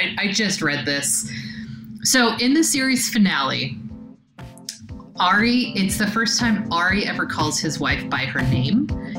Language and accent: English; Los Angeles, California, United States; moved away; I am originally from Southern California and the Los Angeles area